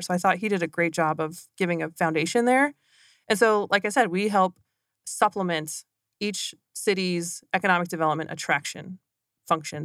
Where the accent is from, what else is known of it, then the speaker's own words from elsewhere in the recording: McCook, Nebraska, United States; moved away as an adult; also born or lived in Southeast Kansas; I grew up in Southwest Nebraska